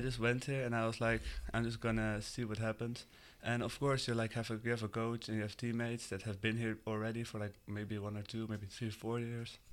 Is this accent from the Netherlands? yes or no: yes; Netherlands; English is a second language; moved away as an adult; now in United States; I'm from the Netherlands and I'm twenty-one right now